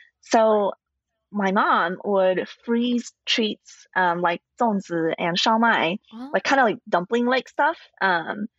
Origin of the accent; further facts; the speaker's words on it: Fremont, California, United States; moved away as an adult; also born or lived in St. Louis; I grew up near the San Francisco Bay Area in a little town called Fremont